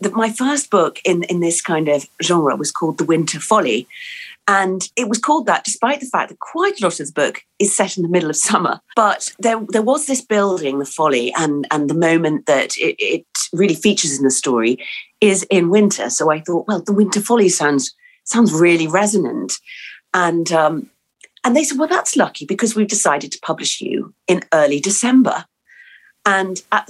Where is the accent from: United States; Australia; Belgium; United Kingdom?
United Kingdom; England; born or raised there; also born or lived in New Zealand